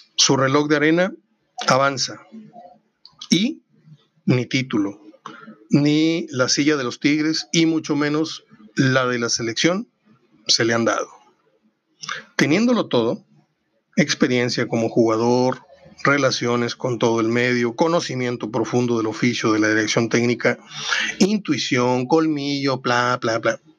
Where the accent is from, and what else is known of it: Mexico